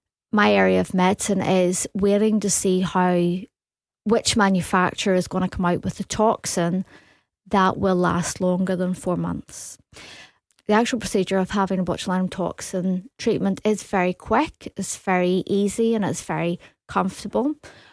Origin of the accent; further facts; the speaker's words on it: Belfast, Northern Ireland, United Kingdom; Yes, I came over from Belfast. I went to Glasgow University and I studied dentistry.